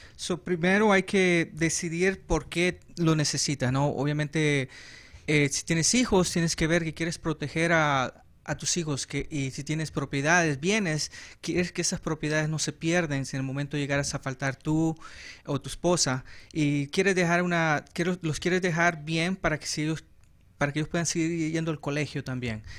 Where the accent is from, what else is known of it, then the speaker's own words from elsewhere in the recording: El Salvador; accent: Central American; also born or lived in Los Angeles, California; now in Arizona, United States; yo soy salvadoreño, nací